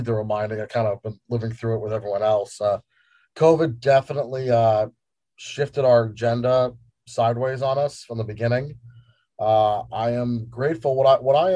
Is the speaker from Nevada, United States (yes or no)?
no; Northern New Jersey, United States; moved away as an adult; also born or lived in New York; now in Phoenix, United States; I'm an East Coast boy, born in New York, grew up in Northern Jersey